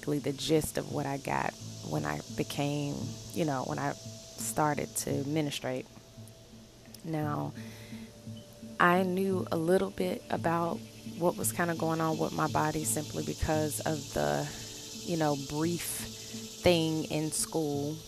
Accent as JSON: {"language": "English", "region": "the South", "country": "United States", "said": "I'm from the South, and I was raised by my grandmother"}